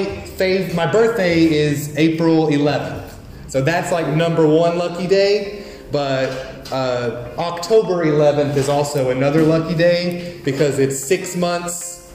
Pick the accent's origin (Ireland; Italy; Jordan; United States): United States; moved away as an adult; now in Vietnam; I am from the United States